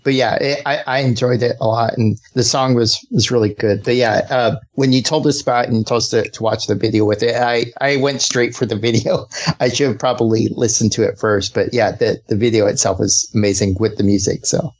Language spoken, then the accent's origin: English; New Mexico, United States; I grew up in New Mexico, right?